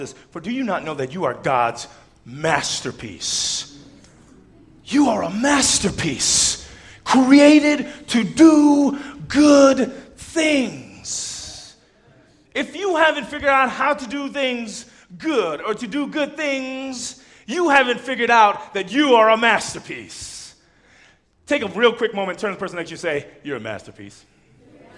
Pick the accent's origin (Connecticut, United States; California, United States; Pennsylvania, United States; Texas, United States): California, United States; Southern; I'm Southern Californian